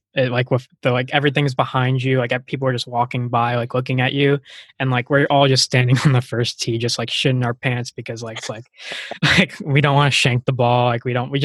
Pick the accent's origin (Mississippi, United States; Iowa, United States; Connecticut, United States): Connecticut, United States; we're all from Connecticut